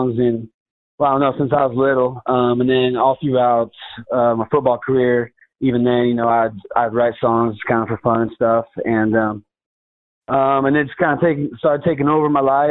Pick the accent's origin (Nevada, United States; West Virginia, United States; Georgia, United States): Nevada, United States; Winnemucca; the support that was behind me from my hometown and Northern Nevada in general